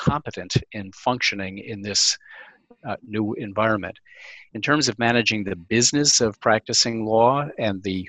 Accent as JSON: {"language": "English", "town": "Albany", "region": "New York", "country": "United States", "tie": "born or raised there", "said": "I grew up in Albany, New York"}